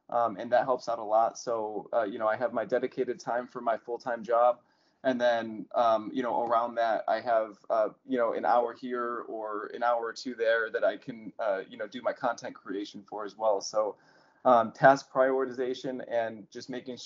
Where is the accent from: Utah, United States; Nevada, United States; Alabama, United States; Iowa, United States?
Nevada, United States; Las Vegas; I'm from Las Vegas, Nevada. So I'm in the United States right now.